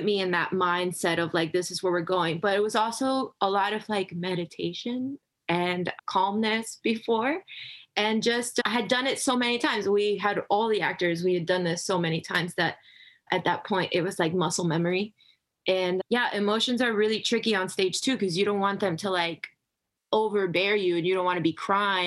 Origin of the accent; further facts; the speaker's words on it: Miami, Florida, United States; I grew up in Miami, Florida